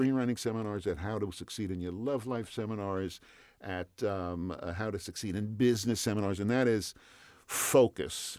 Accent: New York City, New York, United States; moved away as an adult; now in California, United States; I'm a New Yorker. I, okay. I grew up in Queens, and I came to California

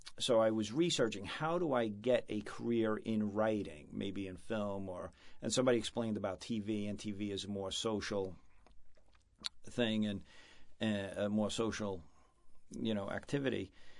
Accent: New York, United States; moved away; growing up in New York in the 70s and 80s

